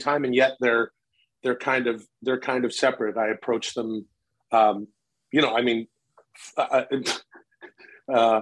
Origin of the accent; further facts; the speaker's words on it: Canada; now in United States; I grew up in Canada